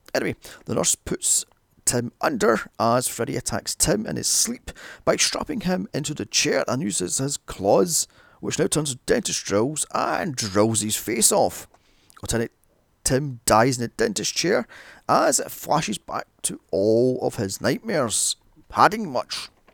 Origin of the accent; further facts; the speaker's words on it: Scotland, United Kingdom; a little known Scottish horror, Citadel, filmed in my hometown